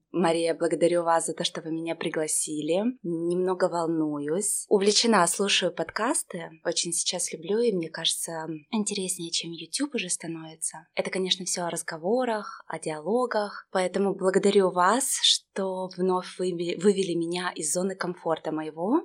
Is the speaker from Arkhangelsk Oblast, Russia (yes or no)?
yes; Severodvinsk, Arkhangelsk Oblast, Russia; Уже возвращаюсь в город Северодвинск, Архангельская область. Это район Санкт-Петербурга. Я выросла на море